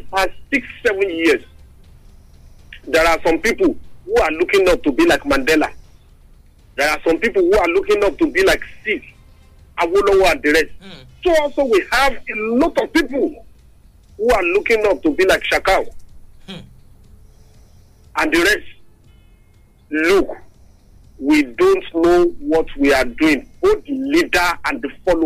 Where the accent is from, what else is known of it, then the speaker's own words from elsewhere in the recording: Abeokuta, Ogun State, Nigeria; now in Lagos, Nigeria; I'm from Abeokuta